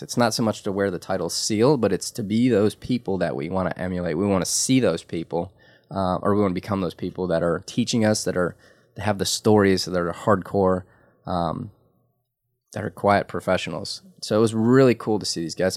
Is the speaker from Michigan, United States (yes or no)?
yes; Detroit, Michigan, United States; I was legitimately born in Detroit in the heart